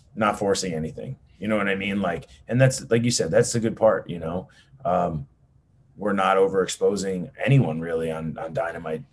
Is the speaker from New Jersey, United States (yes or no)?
yes; New Jersey, United States; I'm an Italian from New Jersey